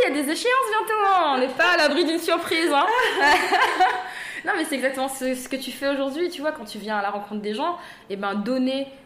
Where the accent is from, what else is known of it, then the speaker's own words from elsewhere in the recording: Saint-André, France; tu sais, moi, je viens de Saint-André, j'ai besoin d'un cocon, j'ai ah besoin d'être rassurée.